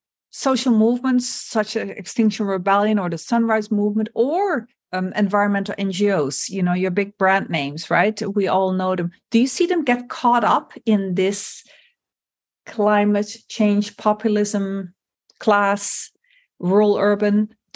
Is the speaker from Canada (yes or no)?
no; Netherlands; English is a second language; And it's led in the Netherlands, my home country, to a significant political upheaval